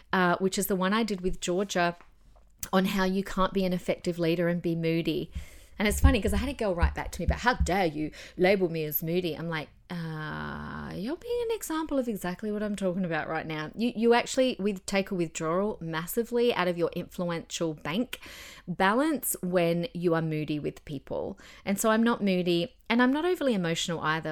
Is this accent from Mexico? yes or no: no; Adelaide, South Australia, Australia; now in Queensland, Australia; in my, uh, old church growing up in Adelaide